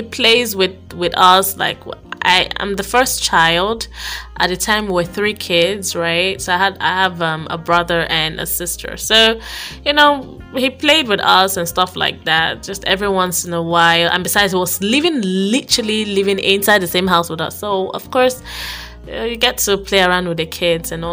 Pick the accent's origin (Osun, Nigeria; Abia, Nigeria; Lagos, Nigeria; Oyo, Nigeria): Abia, Nigeria; I was born in Abia State, and I basically grew up with my aunt, my dad's sister